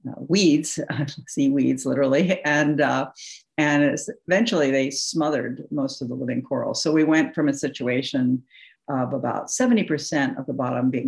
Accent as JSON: {"language": "English", "region": "New England", "country": "United States", "said": "I come from New England."}